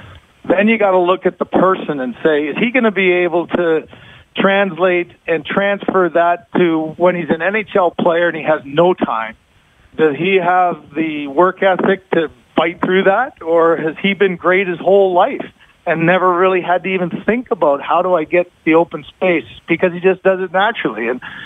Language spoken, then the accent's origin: English; London, Ontario, Canada; London, Ontario.